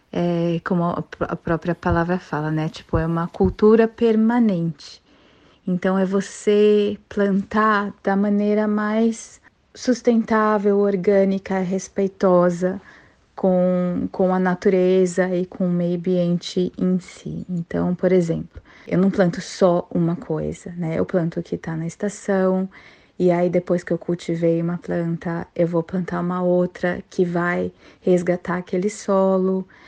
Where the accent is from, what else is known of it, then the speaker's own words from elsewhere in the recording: São Paulo, Brazil; now in Mackay, Australia; vim de São Paulo